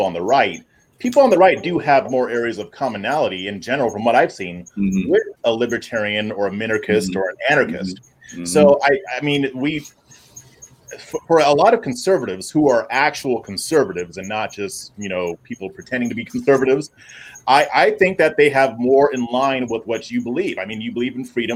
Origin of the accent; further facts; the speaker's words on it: California, United States; moved away as an adult; also born or lived in Virginia; now in Texas, United States; I'm born and raised in California